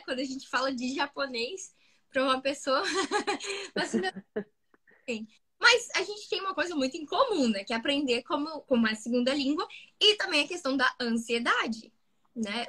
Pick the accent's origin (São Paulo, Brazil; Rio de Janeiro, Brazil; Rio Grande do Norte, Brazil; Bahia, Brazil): Rio de Janeiro, Brazil; interior of Rio de Janeiro state, Brazil; eu, nasci no Rio de Janeiro, fui pro interior, morei muitos, muitos anos no interior do Rio de Janeiro. E depois eu voltei pro Rio mesmo